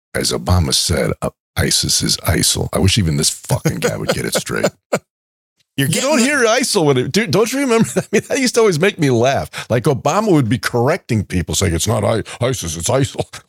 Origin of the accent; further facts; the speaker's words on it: New York, United States; moved away; when I was growing up in New York